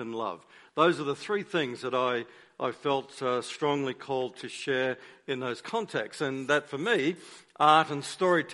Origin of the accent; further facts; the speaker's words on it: Queensland, Australia; moved away as an adult; now in Melbourne, Australia; I am a Queenslander, but I now live in Victoria, in Melbourne